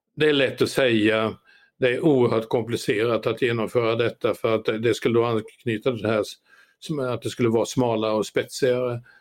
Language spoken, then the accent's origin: Swedish; Sweden; min födelseort Ameby